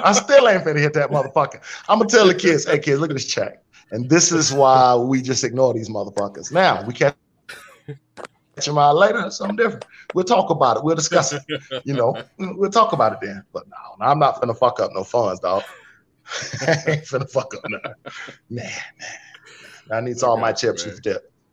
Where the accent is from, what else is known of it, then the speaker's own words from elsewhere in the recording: Spartanburg, South Carolina, United States; also born or lived in Rock Hill, South Carolina; I was raised in Spartanburg